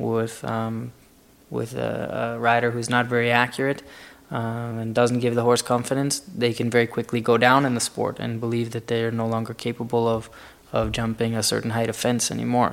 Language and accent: English; Chicago, Illinois, United States; also born or lived in Florida; now in Wellington, Florida, United States; I'm from Florida. I'm originally from Chicago.